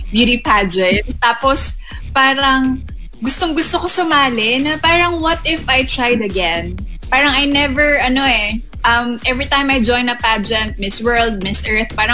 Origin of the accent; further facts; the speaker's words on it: Davao City, Davao Region, Philippines; moved away; also born or lived in Manila; I'm a provinciana from Davao and then I came into Manila really auditioning.